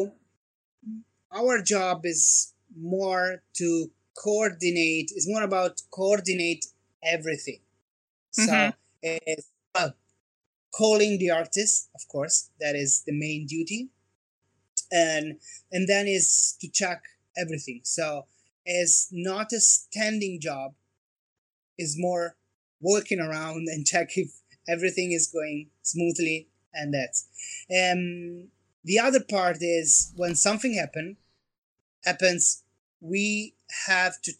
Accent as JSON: {"language": "English", "town": "Como", "region": "Lombardy", "country": "Italy", "tie": "born or raised there", "moved": "as an adult", "said": "my hometown, which is Como, north part of Italy."}